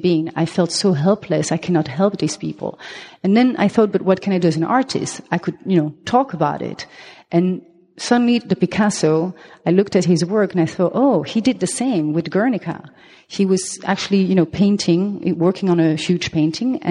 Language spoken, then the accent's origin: English; Belgium; accent: French; first language French; English is a second language; also born or lived in Colombia; now in Amsterdam, Netherlands; I am half Belgian, half Colombian. Therefore, I have this, Latin name. But my mother tongue is French. That's the accent you hear